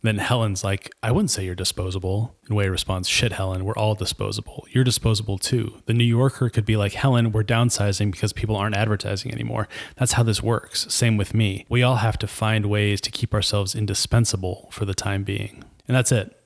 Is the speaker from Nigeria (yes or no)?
yes; Nigeria; moved away; I'm a Nigerian immigrant artist, cook, and writer